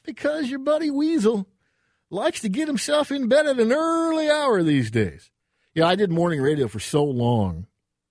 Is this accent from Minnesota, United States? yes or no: yes; Burnsville, Minnesota, United States; also born or lived in Edina, Minnesota; I grew up in Burnsville, the mean streets of Burnsville